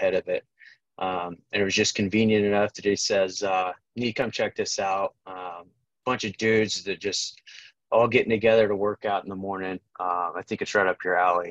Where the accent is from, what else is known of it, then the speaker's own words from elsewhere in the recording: Kansas, United States; now in Omaha, United States; I grew up in Kansas